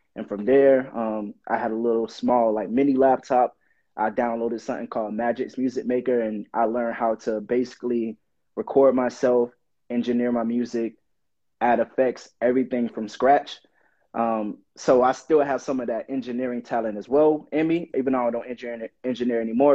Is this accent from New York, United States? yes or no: no; Miami Gardens, Florida, United States; I'm originally from Miami, Florida. I grew up in Miami Gardens, born and raised.